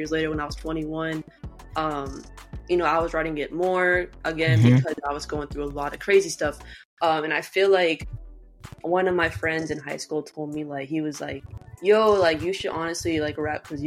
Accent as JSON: {"language": "English", "town": "Sanford", "region": "Florida", "country": "United States", "tie": "born or raised there", "said": "I'm from Central Florida"}